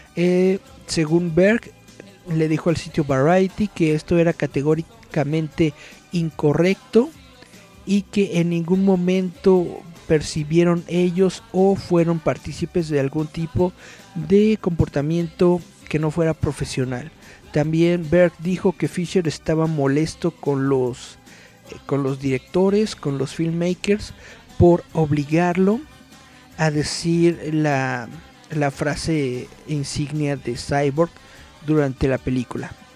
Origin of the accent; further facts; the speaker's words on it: Mexico; somos mexicanos, pero hablamos español